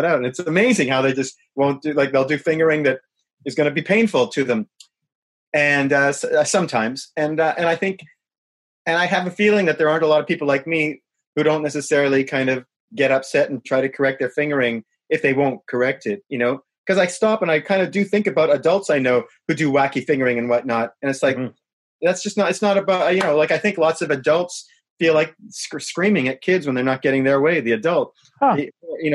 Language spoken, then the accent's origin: English; Winnipeg, Manitoba, Canada; moved away as an adult; I'm from Winnipeg